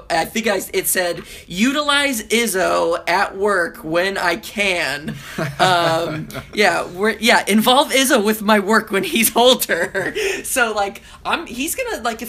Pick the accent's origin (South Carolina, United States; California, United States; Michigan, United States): California, United States; Southern; now in Hattiesburg, United States; I grew up in Southern California, and I grew up going to Disneyland